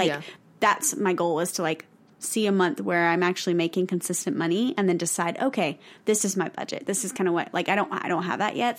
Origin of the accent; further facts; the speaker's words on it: the South, United States; We're from the South.